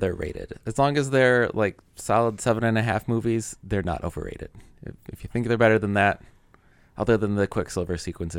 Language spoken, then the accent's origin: English; United States; I'm American.